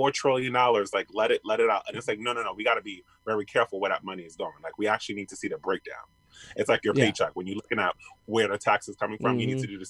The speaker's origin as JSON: {"language": "English", "town": "New York City", "region": "New York", "country": "United States", "lives_now": "Long Island, United States", "said": "Like I live in Long Island, but I came from New York City."}